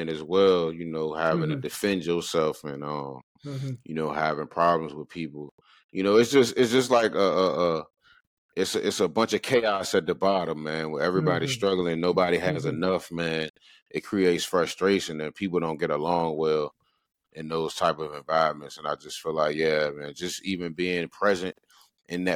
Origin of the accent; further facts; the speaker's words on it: Richmond, Virginia, United States; I'm from Richmond, Virginia. From the south side of Richmond, Virginia, man. I grew up over there